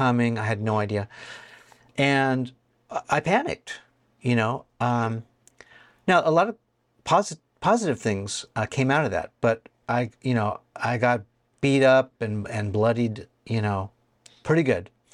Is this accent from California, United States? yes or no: yes; California, United States; I'm from California